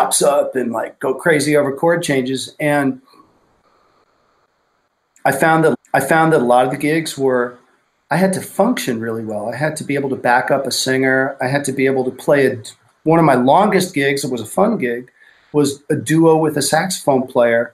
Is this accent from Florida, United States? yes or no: no; New York, United States; I grew up in New York